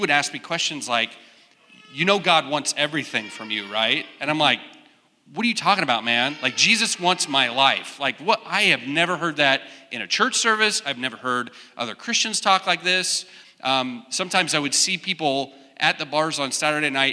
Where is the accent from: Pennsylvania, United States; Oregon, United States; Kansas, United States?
Kansas, United States; Wichita; I grew up in Wichita. So I'm Kansas, born and raised, and came to K-State in 1997